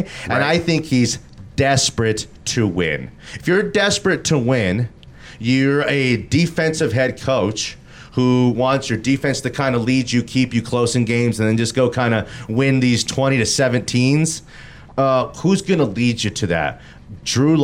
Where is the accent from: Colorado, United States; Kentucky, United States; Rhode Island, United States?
Colorado, United States; Denver; We're from here. We're from Denver, Colorado.